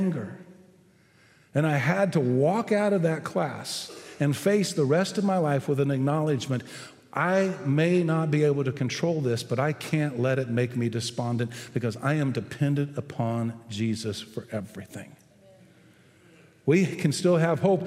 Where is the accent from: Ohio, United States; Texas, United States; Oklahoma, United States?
Texas, United States; I'm a Texan